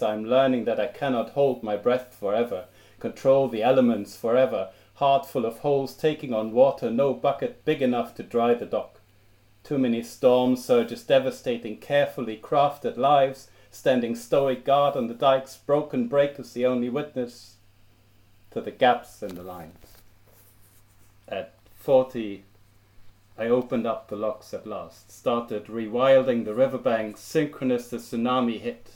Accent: Germany; first language German; English is a second language; moved away as an adult; now in Cambridge, United Kingdom; as a teenager growing up in Germany

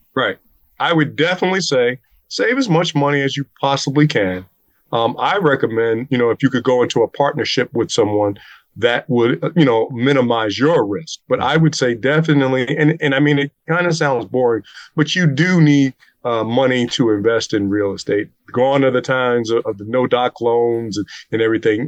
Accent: Newark, New Jersey, United States; we're both from Newark, so we understand the rough areas

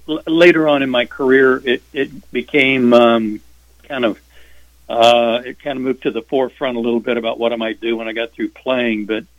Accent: Norman, Oklahoma, United States; we had a drive-in movie theater in Norman, Oklahoma, my hometown.

